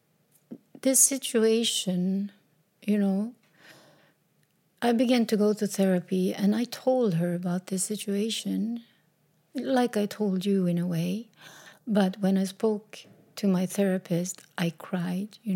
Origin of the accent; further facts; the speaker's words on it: Sweden; also born or lived in south of Sweden; We moved back to my hometown in a little small house.